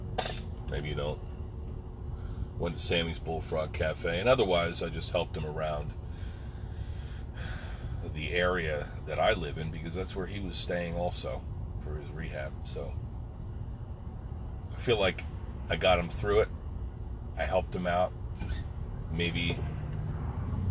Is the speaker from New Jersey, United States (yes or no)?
yes; Pine Barrens, New Jersey, United States; We grew up together in the Pine Barrens, New Jersey